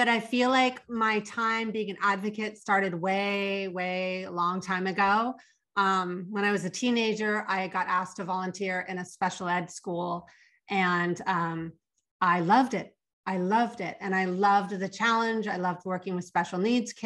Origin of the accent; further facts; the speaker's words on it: Los Angeles, California, United States; my hometown is Los Angeles, California